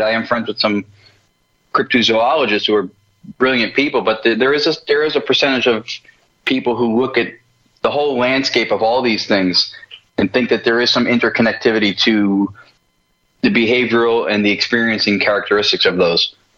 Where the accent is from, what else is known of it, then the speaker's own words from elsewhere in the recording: New Jersey, United States; moved away as an adult; also born or lived in Los Angeles; So I'm from New Jersey, which is where I am back living now.